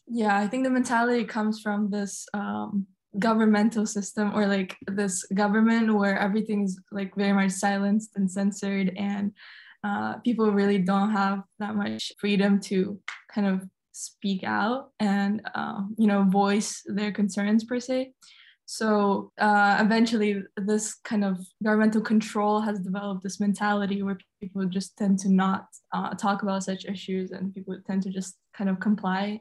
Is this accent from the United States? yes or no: no; Tashkent, Uzbekistan; I am 17 and I'm from Tashkent, Uzbekistan.